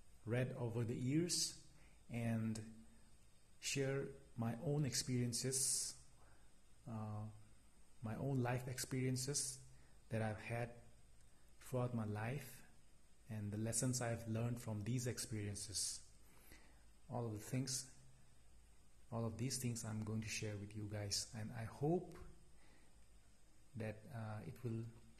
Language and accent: English; India; I'm from India